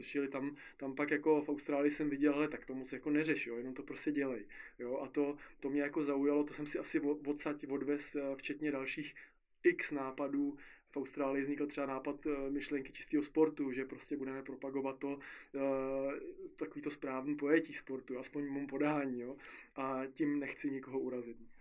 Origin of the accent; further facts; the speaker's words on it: Czechia; u nás v Istebnici